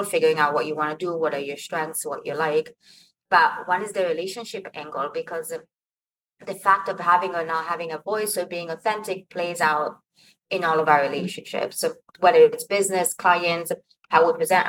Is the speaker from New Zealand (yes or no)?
no; Milan, Lombardy, Italy; moved away as an adult; now in United States; I moved to the States from Italy when I was 23. I knew that I came from this family. I knew that I was born in Milan